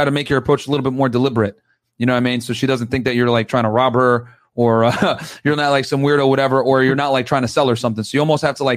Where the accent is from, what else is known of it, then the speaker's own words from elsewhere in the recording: New Britain, Connecticut, United States; I grew up in New Britain, man. So I'm a Connecticut local too